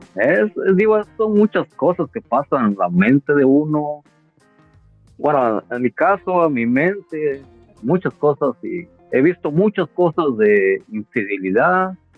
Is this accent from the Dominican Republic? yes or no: no; Chiapas, Mexico; soy de Chiapas